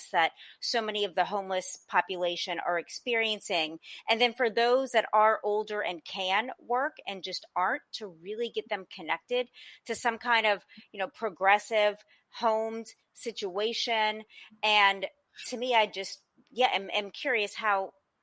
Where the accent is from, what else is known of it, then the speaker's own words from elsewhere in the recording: New Orleans, Louisiana, United States; also born or lived in Los Angeles; I come from New Orleans